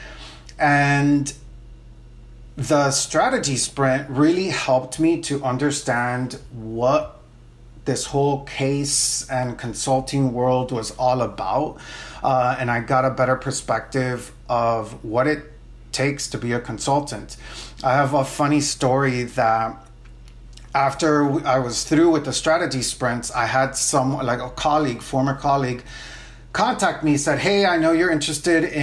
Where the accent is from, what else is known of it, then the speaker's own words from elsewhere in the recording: Miami, Florida, United States; also born or lived in Nicaragua / New Orleans; I'm originally from Nicaragua, but I grew up in Miami